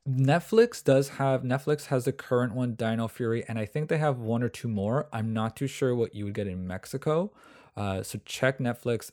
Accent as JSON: {"language": "English", "country": "Canada", "said": "I'm from Canada"}